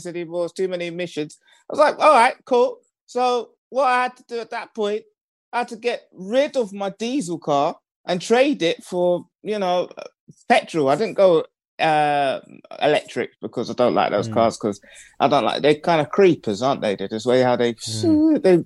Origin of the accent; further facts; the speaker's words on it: London, United Kingdom; I'm from London, and I have to leave London